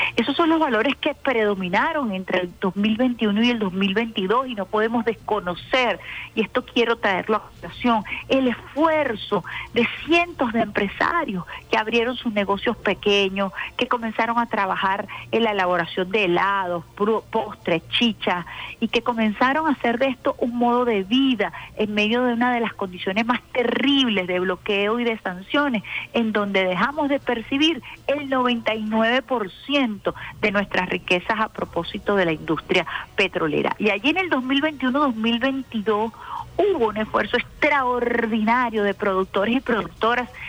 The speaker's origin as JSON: {"language": "Spanish", "country": "Venezuela", "said": "de lo que nos identifica como venezolanos"}